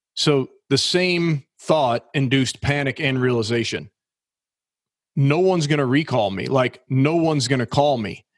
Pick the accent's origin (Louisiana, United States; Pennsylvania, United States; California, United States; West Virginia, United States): Louisiana, United States; New Orleans; I was just a normal blue collar kid growing up in New Orleans down in Southern Louisiana